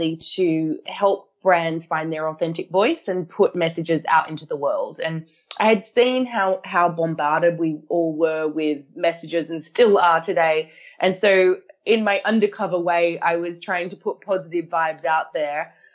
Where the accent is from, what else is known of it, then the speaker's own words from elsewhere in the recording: Australia; moved away; I grew up in Australia